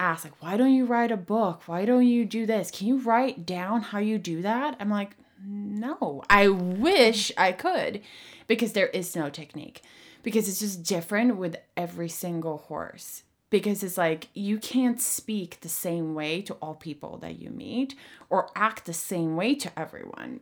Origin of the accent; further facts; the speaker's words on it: Sweden; moved away; I'm from Sweden, and I grew up in a very harsh riding co-, school situation